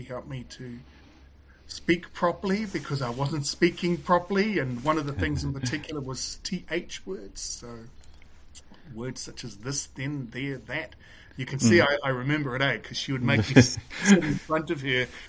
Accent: Auckland, New Zealand; I grew up here in West Auckland

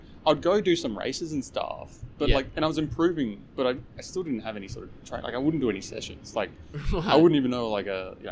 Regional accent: Adelaide, South Australia, Australia; moved away as an adult; now in Sydney, Australia; I'm originally from Adelaide

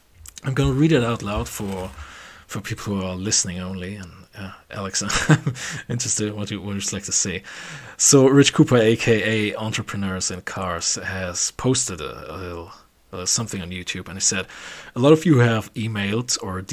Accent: Germany; we're from Germany.

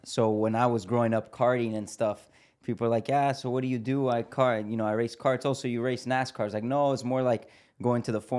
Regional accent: Miami, Florida, United States; Yeah. No, so we were born in Miami. Okay. But obviously, our family, you know, they're from Brazil. And we grew up in Miami.

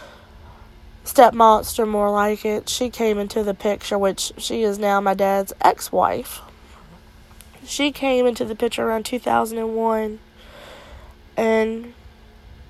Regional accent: Altavista, Virginia, United States; I am from Alta Vista, Virginia

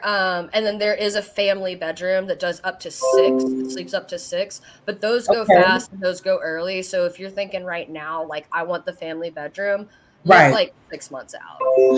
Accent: the South, United States; Well, I mean, I'm partial to the South. I grew up in the South

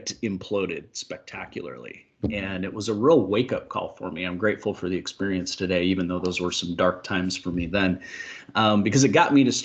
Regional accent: Washington, United States; I'm from Washington State here in the Pacific Northwest

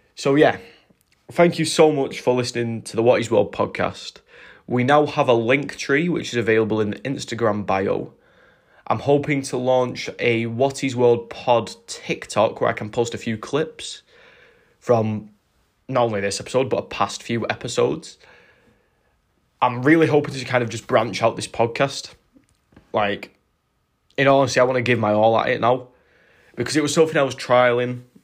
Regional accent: United Kingdom; as British people

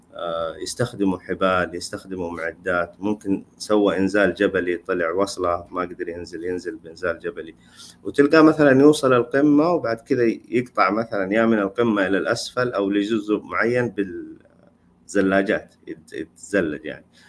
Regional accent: Saudi Arabia; عندنا في السعوديه

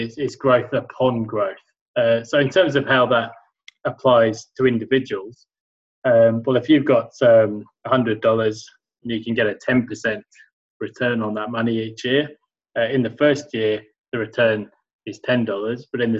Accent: Sheffield, Yorkshire and the Humber, United Kingdom; So as you can hear, I grew up in England, and in a place called Sheffield that was pretty depressed sort of a place back then

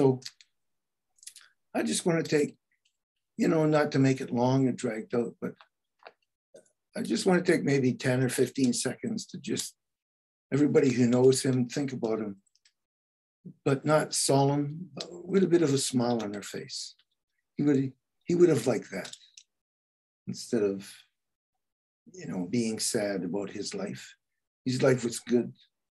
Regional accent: New Brunswick, Canada; I was a bit of a New Brunswicker

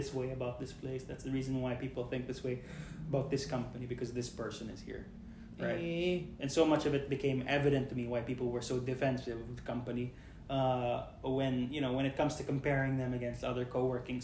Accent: Philippines; I am Filipino

